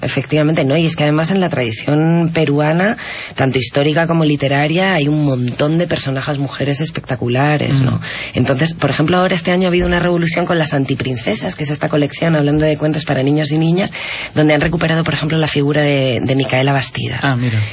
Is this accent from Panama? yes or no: no; Spain; now in Lima, Peru